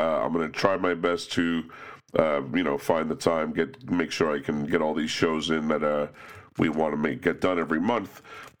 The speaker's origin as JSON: {"language": "English", "town": "Cos Cob", "region": "Connecticut", "country": "United States", "tie": "born or raised there", "said": "I was certainly aware of the commuters who took the train into Manhattan every morning from my hometown of Cos Cob."}